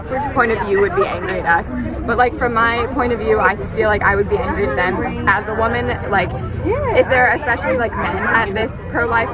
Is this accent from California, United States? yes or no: yes; Claremont, California, United States; also from Claremont